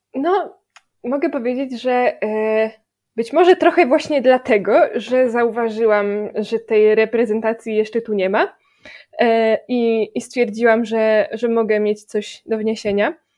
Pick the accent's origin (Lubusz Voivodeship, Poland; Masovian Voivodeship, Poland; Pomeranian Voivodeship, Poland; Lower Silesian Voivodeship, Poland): Lubusz Voivodeship, Poland; Gorzów Wielkopolski; a ja jestem z Gorzowa